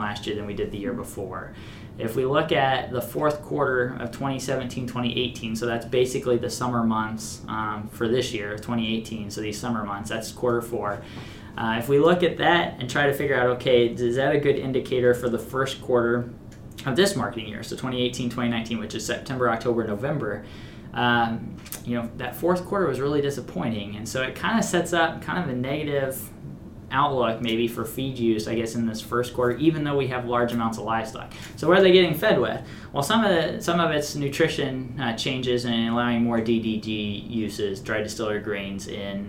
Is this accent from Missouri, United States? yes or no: yes; Missouri, United States; moved away; my home state of Missouri